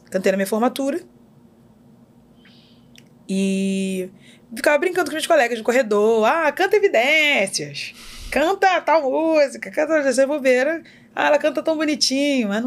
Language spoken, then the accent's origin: Portuguese; Magé, Rio de Janeiro, Brazil; born there; Nasci em Magé.